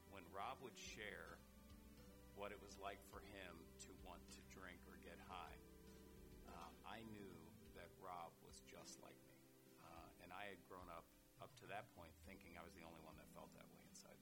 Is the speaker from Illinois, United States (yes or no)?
no; Parkersburg, West Virginia, United States; I grew up in Parkersburg, West Virginia